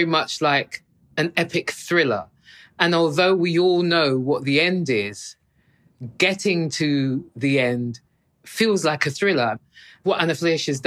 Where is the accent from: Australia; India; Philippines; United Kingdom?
United Kingdom; as a Brit